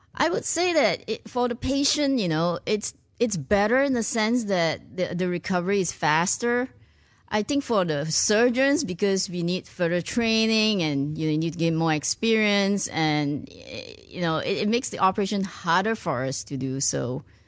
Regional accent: Malaysia; moved away as an adult; also born or lived in Ireland / United States / Singapore; now in Houston, United States; I was born in Malaysia, went to medical school in Ireland

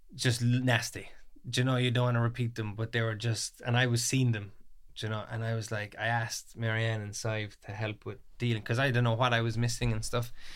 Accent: Ballymac, Munster, Ireland; I'm twenty-three, I'm from Kerry, Ballymacc.

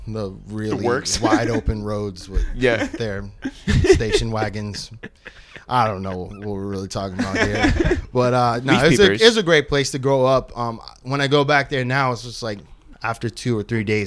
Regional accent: Keene, New Hampshire, United States; also born or lived in New York City / San Francisco Bay Area; now in Los Angeles, United States; I'm from the southwest corner, small town named Keene, Kwene

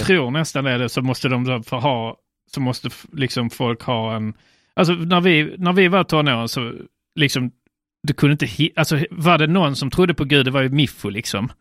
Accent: Sweden; infödda kristna svenskar. Ja. För det är det jag, kan, det är, det jag är själv

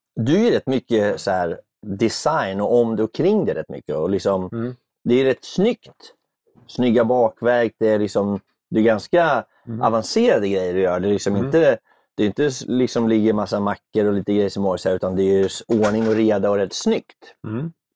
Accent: Örebro, Örebro County, Sweden; now in Stockholm, Sweden; Jag är från Örebro

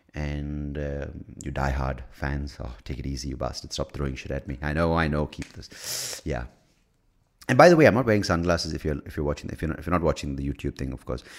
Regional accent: United States; I'm American.

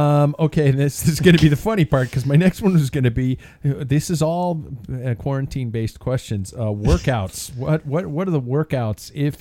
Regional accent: United States; as an American

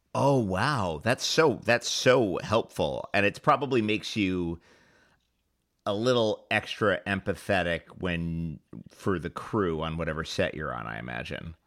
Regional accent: New York City, New York, United States; I grew up in the in Hell's Kitchen in, in New York City in the '70s

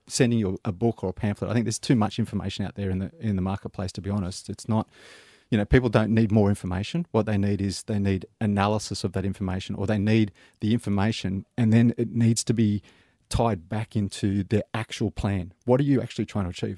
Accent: Sydney, New South Wales, Australia; now in Melbourne, Australia; I'm originally from Sydney, so I'm, oh, yeah? I'm, an old Sydney boy, but I've been in Melbourne since 2001

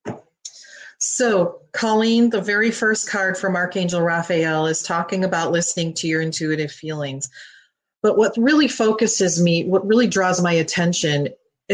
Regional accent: Detroit, Michigan, United States; I'm from Michigan. I'm from Detroit, actually

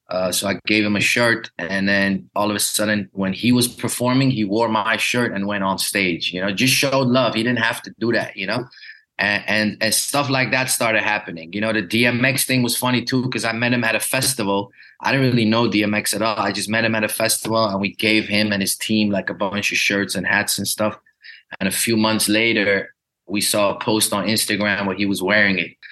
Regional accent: Glendale, California, United States; born there; Hij woonde in een eh, area in LA called Glendale, waar ik geboren ben, waar heel veel Armeniërs wonen.

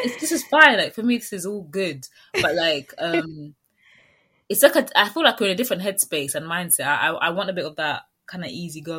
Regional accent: London, United Kingdom; I would still say I'm a Londoner.

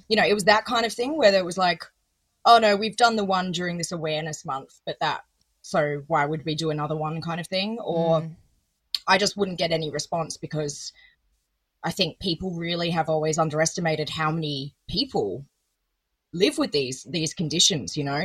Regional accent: Adelaide, South Australia, Australia; born or raised there

